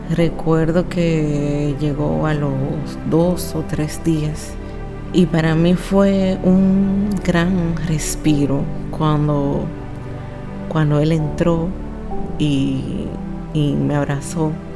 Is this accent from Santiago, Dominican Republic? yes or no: yes; Santiago de los Caballeros, Santiago, Dominican Republic; de la República Dominicana, específicamente de la ciudad más hermosa y donde encontrarán las personas más acogedoras, Santiago, la ciudad corazón